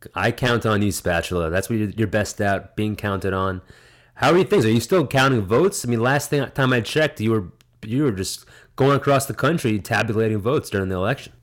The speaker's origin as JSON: {"language": "English", "region": "New Jersey", "country": "United States", "tie": "born or raised there", "said": "the town over from mine growing up in Jersey"}